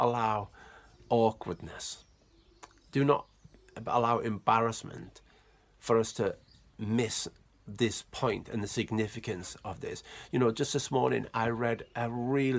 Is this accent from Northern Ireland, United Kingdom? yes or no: no; Cumbria, North West England, United Kingdom; I'm Cumbrian, I'm from England, I was born in England